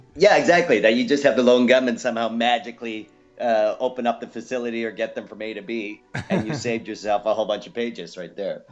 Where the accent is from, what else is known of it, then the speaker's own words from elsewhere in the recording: Canada; moved away as an adult; also born or lived in Los Angeles, United States; now in Australia; Originally, I'm from Canada, and then moved to uh, Los Angeles for a number of years, and now I live in Australia.